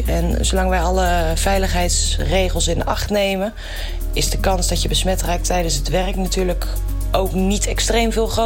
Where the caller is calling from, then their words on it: Utrecht, Netherlands; uit Utrecht.